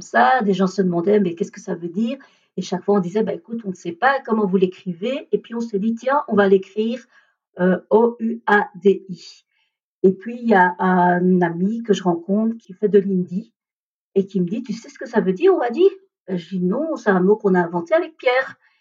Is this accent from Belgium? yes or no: yes; Belgium; also born or lived in India / Braine-l'Alleud, Belgium; je suis originaire de l'Inde. J'ai été adoptée à l'âge de 3 ans et demi et j'ai été adoptée par une famille belge